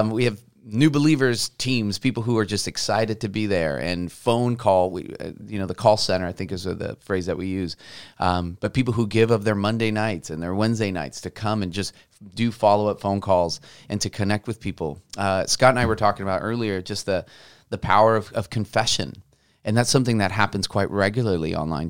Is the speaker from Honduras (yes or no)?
no; Mexico; also born or lived in Portland; now in Vancouver, United States; I'm from Mexico